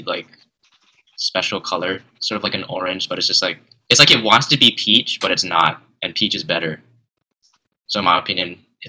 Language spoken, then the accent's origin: English; Hawaii, United States; moved away; I grew up in Hawaii